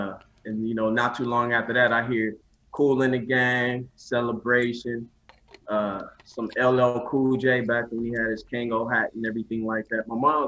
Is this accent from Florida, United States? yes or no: no; New Orleans, Louisiana, United States; born there; Yeah, I was born in New Orleans, Louisiana.